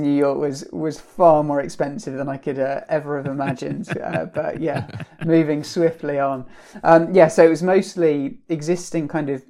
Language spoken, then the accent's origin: English; Brunei; now in United Kingdom; So I was brought up in Southeast Asia, in on the islands of Borneo, a country called Brunei.